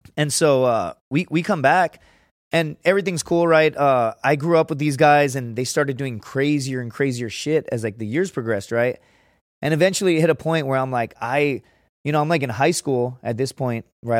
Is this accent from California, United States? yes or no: no; Laredo, Texas, United States; moved away; I'm from Laredo